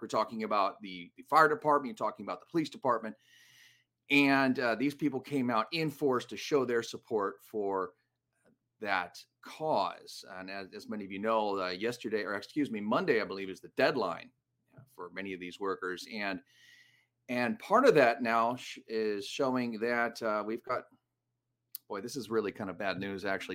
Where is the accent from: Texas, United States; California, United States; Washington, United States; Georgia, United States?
California, United States; Los Angeles; my hometown